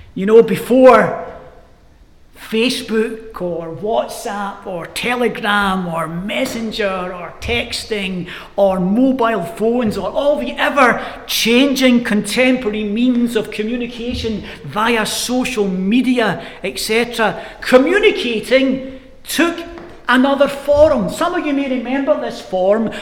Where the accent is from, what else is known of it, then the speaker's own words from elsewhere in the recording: Glasgow, Scotland, United Kingdom; I grew up in Glasgow, and the housing scheme I grew up in were tenement blocks, we called them in Glasgow